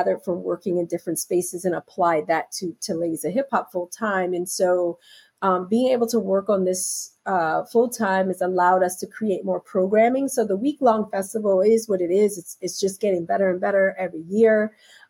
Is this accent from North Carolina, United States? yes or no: no; Philadelphia, Pennsylvania, United States; now in New York, United States; I'm originally from Philadelphia.